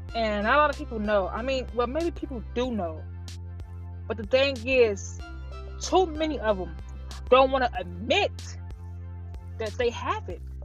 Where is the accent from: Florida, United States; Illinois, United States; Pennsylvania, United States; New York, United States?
Illinois, United States; Chicago; I'm from Chicago.